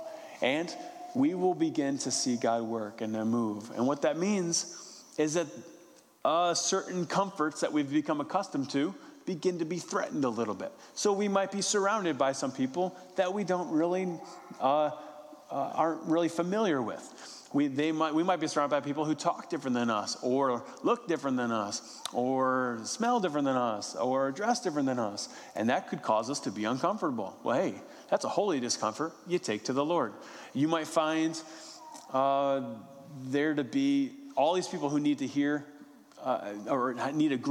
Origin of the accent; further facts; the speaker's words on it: West Virginia, United States; I'm from West Virginia